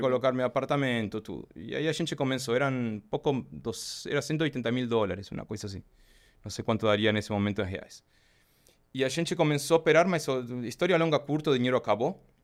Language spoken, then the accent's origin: Portuguese; Argentina; Portuguese is a second language; moved away as an adult; now in Brazil; Eu, pelo sotaque, obviamente, eu sou argentino. é, eu comecei a viajar em bicicleta na Argentina, desde que era pequeno